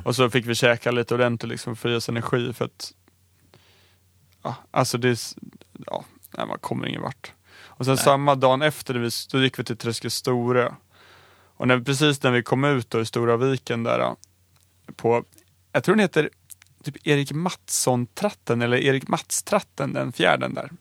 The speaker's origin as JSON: {"language": "Swedish", "town": "Stockholm", "region": "Stockholm County", "country": "Sweden", "said": "jag som stockholmare"}